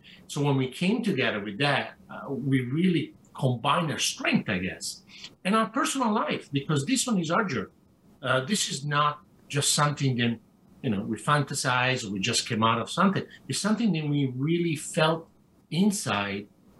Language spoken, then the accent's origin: English; Italy; moved away; when I grew up in Italy